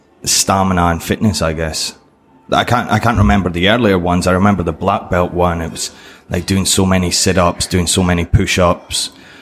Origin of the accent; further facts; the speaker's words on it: Scotland, United Kingdom; Yeah. So yeah, when I was in Scotland, I started, what, 5 year old or something?